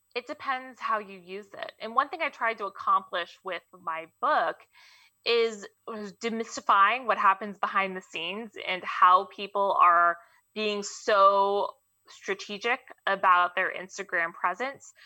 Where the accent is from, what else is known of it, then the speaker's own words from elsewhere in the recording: Mountain View, California, United States; also born or lived in Fremont, California; I grew up here, which is the crazy part. I went to Mountain View High School. Uh, I was born in Fremont